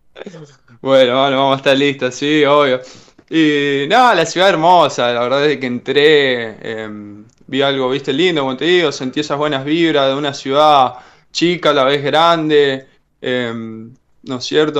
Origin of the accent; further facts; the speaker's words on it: Reconquista, Santa Fe, Argentina; moved away; De Reconquista